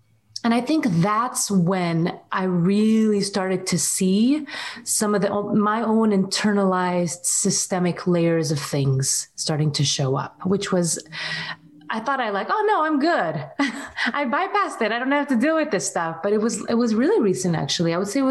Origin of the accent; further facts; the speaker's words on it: Syria; also born or lived in Saudi Arabia; That was something that was very challenging where we were growing up in Syria and in Saudi Arabia.